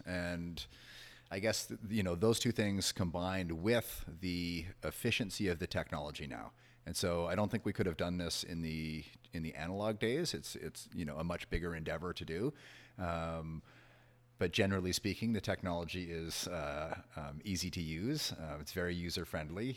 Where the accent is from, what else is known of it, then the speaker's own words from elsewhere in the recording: Toronto, Ontario, Canada; growing up in Toronto and maybe the, the area that I grew up